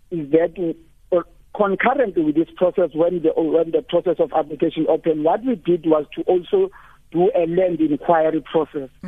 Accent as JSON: {"language": "English", "region": "Limpopo", "country": "South Africa", "lives_now": "Gauteng, South Africa", "said": "I'm here in Gauteng, but I'm from Limpopo."}